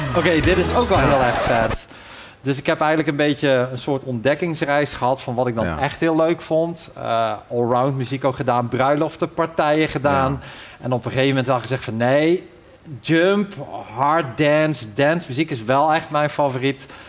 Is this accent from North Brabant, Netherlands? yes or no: yes; Ossendrecht, North Brabant, Netherlands; now in Hoogstraten, Belgium; ik kom eigenlijk uit, eh, uit West-Brabant, Ossendrecht